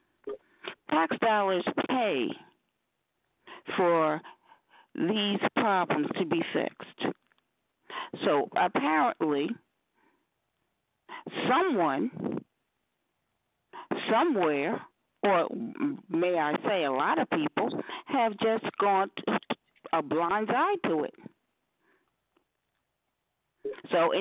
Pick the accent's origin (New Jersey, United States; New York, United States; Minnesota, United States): New Jersey, United States; West Orange; You know, I grew up in West Orange